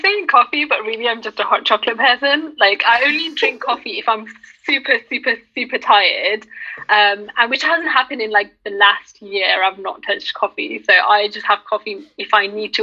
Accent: United Kingdom; I'm Pakistani and I'm British

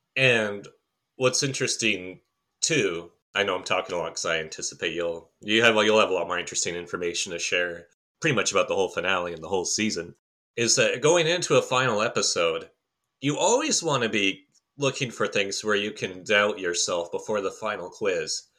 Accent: Canada; I am a Canadian

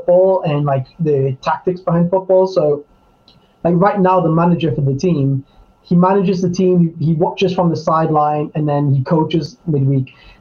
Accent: Newcastle upon Tyne, North East England, United Kingdom; moved away as an adult; also born or lived in Budapest / Spain; now in London, United Kingdom; one of the places I haven't lived in my adult life is my hometown, Newcastle

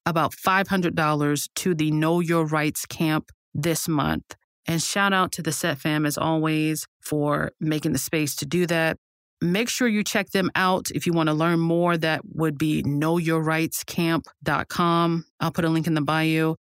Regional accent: United States; as an American

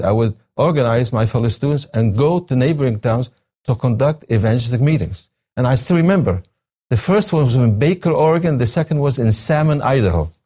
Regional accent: coast between Baniyas and Tartus, Tartus Governorate, Syria; now in United States; I was born in Syria, on the coast, a small town between the cities of Beni Yas and Tartus.

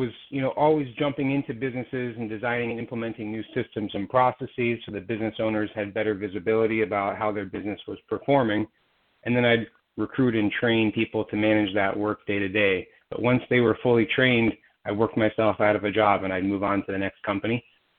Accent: Silicon Valley, California, United States; I was raised in Silicon Valley.

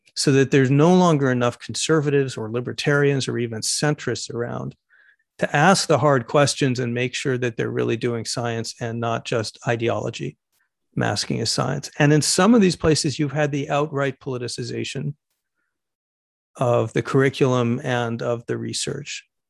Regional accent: United States; Speaking as an American homosexual

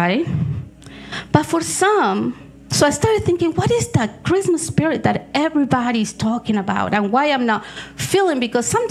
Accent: Argentina; moved away; I was born in Argentina

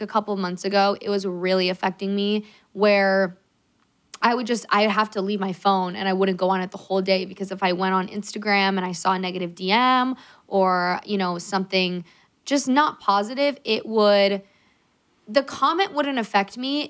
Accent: California, United States; we're from California

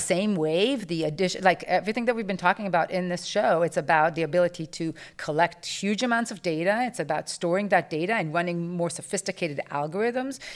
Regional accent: Israel; moved away; I grew up in Israel

